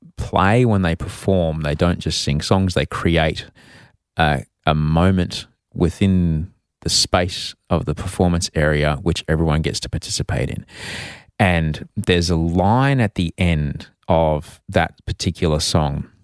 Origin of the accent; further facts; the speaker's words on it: Queensland, Australia; growing up in Queensland, uh, in the, in the seventies